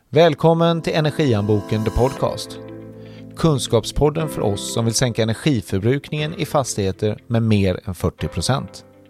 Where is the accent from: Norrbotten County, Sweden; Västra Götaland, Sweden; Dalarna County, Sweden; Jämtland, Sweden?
Västra Götaland, Sweden; Gothenburg; jag är från Göteborg